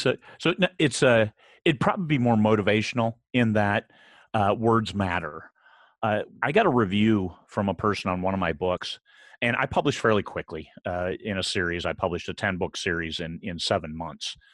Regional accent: about 120 miles from Lake Geneva, Wisconsin, Midwest, United States; moved away; I, I grew up in the Midwest, about a hundred and twenty miles from Lake Geneva, Wisconsin

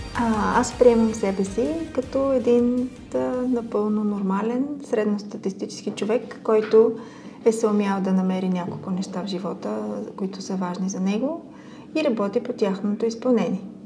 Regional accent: Sofia, Sofia City, Bulgaria; аз съм израсла в Люлин, това е един такъв квартал

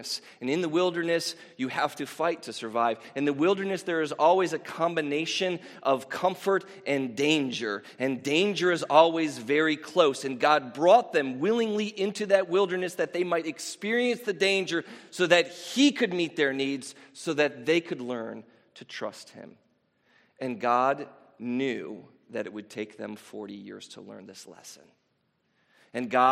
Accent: United States; I grew up here in America.

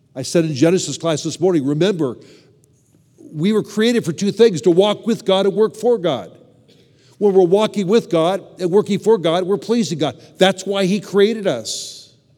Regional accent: Southern California, United States; also born or lived in Chicago; I grew up in Southern California

